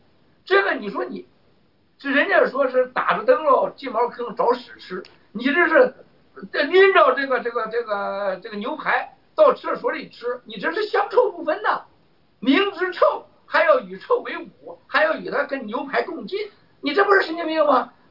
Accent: China; 你说我们中国人有个有个很很夸张的事情

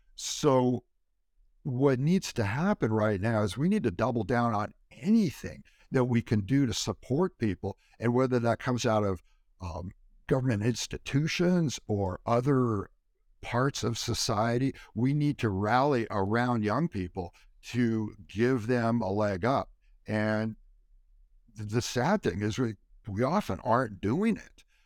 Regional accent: California, United States; I grew up in California

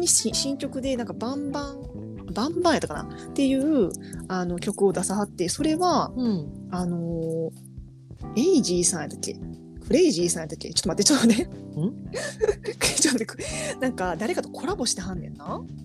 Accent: Kansai, Japan; 関西人やから

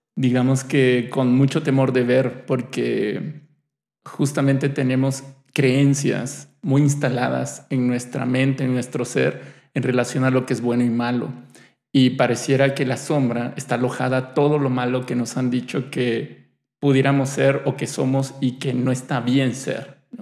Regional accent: Mexico; somos un país que, tenemos el Día de Muertos

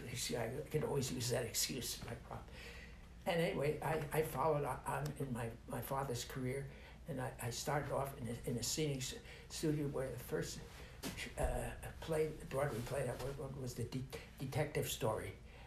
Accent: Montreal, Quebec, Canada; born there; I was born in Montreal, Canada.

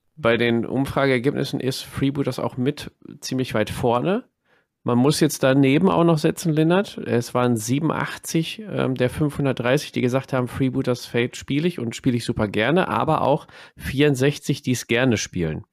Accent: Ruhr area, North Rhine-Westphalia, Germany; bei uns im Pott

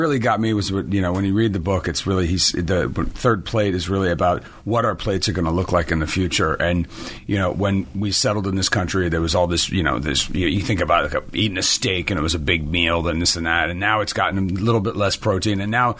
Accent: Milan, Lombardy, Italy; born there; also born or lived in France / Genoa, Italy / Rome, Italy; I was I was much farther east. I was born in Milan. I was born in Italy.

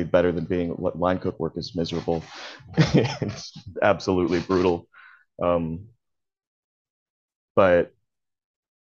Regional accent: Georgia, United States; also born or lived in Texas / California; did most of my like early childhood and early teens in Georgia.

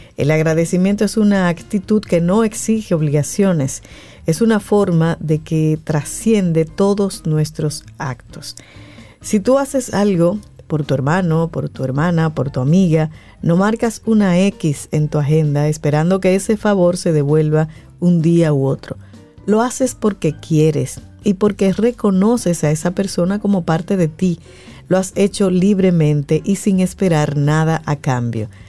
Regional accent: Dominican Republic; somos los dominicanos

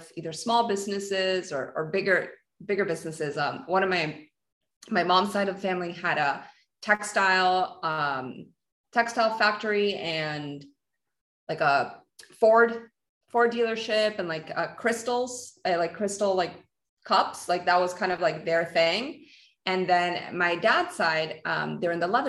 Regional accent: Peru; so I'm Peruvian. I was born in Peru

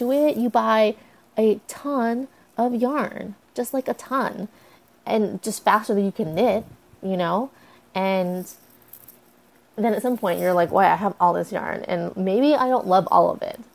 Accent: United States; I was born in the United States

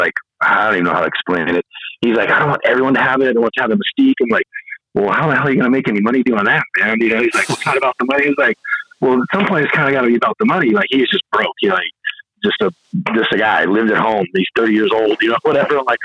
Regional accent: a little bit north of Sacramento, California, United States; The guy I grew up with in my hometown, a little bit north of Sacramento

